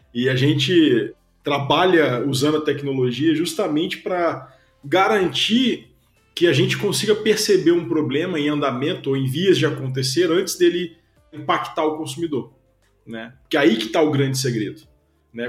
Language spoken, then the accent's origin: Portuguese; Belo Horizonte, Minas Gerais, Brazil; moved away as an adult; also born or lived in Bucharest; now in Curitiba, Brazil; sou mineiro de Belo Horizonte, já, já moro em Curitiba há bastante tempo, já tem mais de 10 anos